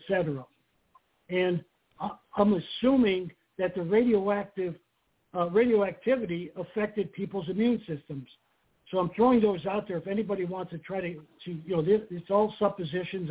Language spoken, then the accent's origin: English; Erie, Pennsylvania, United States; growing up in Erie, Pennsylvania